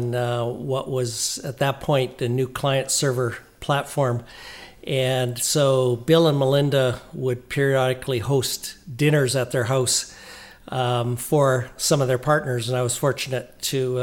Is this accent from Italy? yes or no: no; Oliver, British Columbia, Canada; moved away as an adult; also born or lived in Vancouver; Grew up in Oliver in the South Okanagan when it was all fruit trees, before grapes, before the wine industry. Born there, went all the way through up to high school before I left there